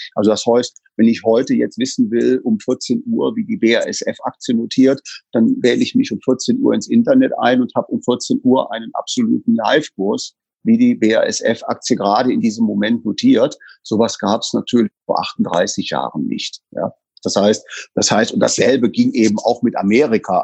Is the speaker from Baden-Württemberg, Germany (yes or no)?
no; Bonn, North Rhine-Westphalia, Germany; gebürtig aus dem Rheinland in Bonn geboren